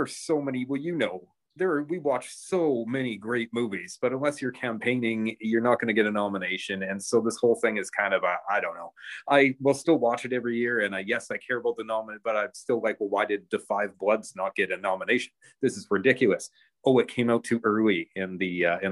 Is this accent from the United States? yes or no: no; Scotland, United Kingdom; now in Canada; I am Scottish